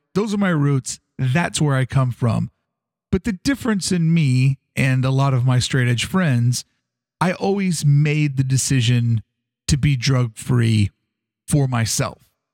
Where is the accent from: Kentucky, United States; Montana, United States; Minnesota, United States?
Kentucky, United States; Louisville; growing up in Louisville, Kentucky